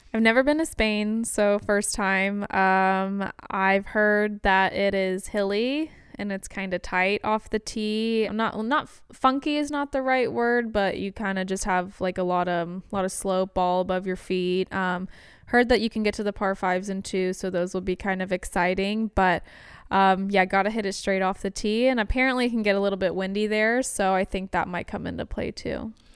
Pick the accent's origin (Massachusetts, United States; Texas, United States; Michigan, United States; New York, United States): Texas, United States; The Woodlands; also born or lived in Alabama; I was born and raised in the Woodlands